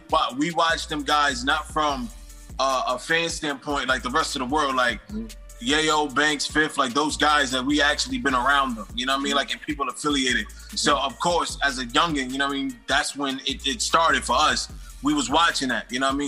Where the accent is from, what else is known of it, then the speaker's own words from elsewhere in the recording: East Coast, United States; also born or lived in New York; I come from the East Coast. We both on the East Coast